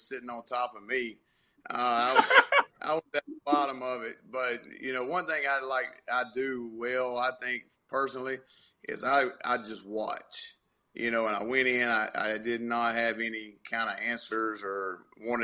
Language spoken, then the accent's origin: English; the South, United States; that's just how we're raised around in the South